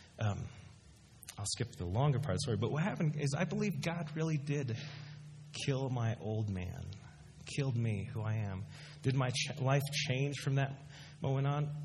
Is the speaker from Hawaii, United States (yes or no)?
no; Dallas, Texas, United States; also born or lived in Philippines / Chicago; I pretty much grew up in Dallas